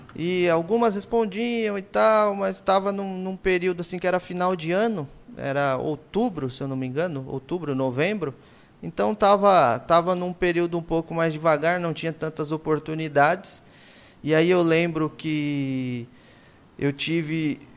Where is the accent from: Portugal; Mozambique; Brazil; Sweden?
Brazil; also born or lived in Christchurch, New Zealand; eu sou brasileiro mesmo